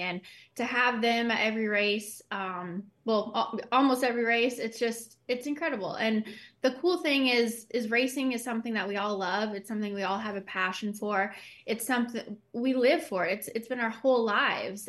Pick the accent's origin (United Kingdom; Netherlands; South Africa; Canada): Canada; Being Canadian